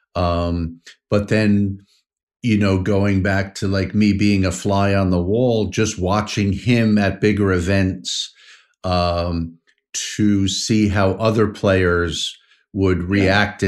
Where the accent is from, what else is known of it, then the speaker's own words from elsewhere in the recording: Montauk, New York, United States; I grew up in Montauk. My dad was a fisherman